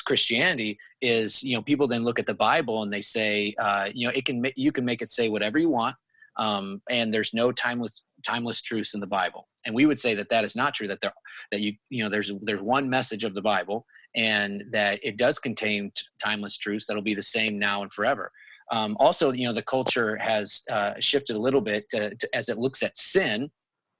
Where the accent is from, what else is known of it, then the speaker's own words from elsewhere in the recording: United States; it's my right as an American to believe what I believe to be right.